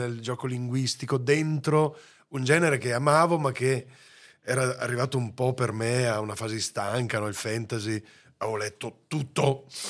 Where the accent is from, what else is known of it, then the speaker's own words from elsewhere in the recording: Veneto, Italy; moved away; l'amore verso la mia terra